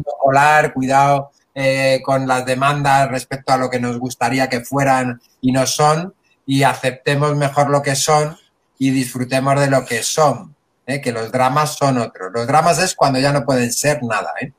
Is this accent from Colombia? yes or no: no; Spain